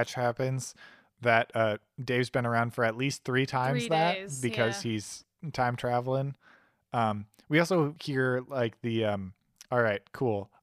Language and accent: English; Michigan, United States; I only say I'm from Michigan in my Tumblr bio